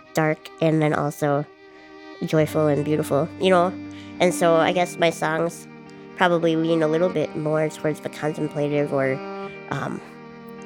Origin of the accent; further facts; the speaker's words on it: Duluth, Minnesota, United States; I'm from Duluth, Minnesota